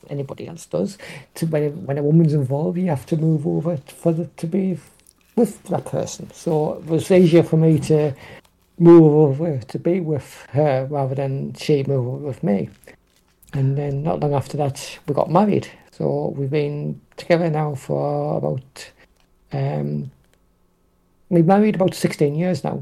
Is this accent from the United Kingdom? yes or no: yes; North East England, United Kingdom; also born or lived in Hartlepool; I was born in Hartlepool, uh, which is in the northeast of England, uh, but I grew up in a, a, mining village outside of Down City, which is near to Newcastle upon Tyne.